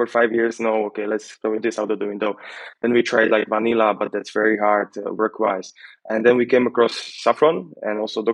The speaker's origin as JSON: {"language": "English", "country": "Slovakia", "tie": "born or raised there", "said": "we are from Slovakia, like Slavic."}